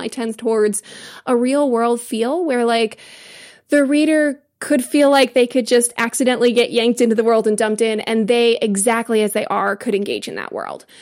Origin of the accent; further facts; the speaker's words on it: United States; as an American.